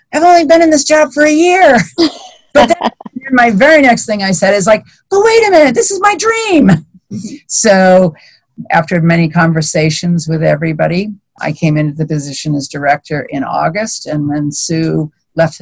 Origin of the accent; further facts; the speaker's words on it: Massachusetts, United States; moved away as an adult; now in Michigan, United States; I grew up on a small animal farm in Massachusetts with cranberry bogs as my playground